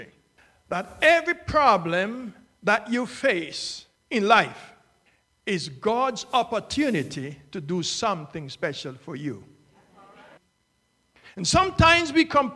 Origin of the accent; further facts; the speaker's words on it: Jamaica; also born or lived in Northeast United States; now in Florida, United States; I have lived in it for more times than I've lived in my home country of Jamaica